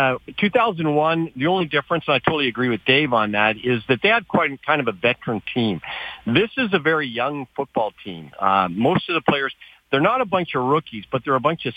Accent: Calgary, Alberta, Canada; also born or lived in United States; I'm kind of privileged in the fact that I grew up in Calgary

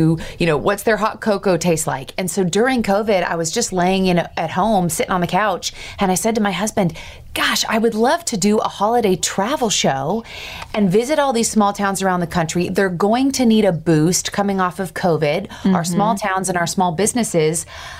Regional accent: Seattle, Washington, United States; I grew up in Seattle, and outside of Seattle is a tiny town called Leavenworth that is known as the Christmas town of the Northwest.

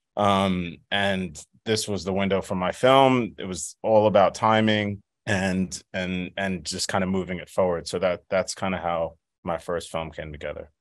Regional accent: New York City, New York, United States; my hometown, um, of Staten Island

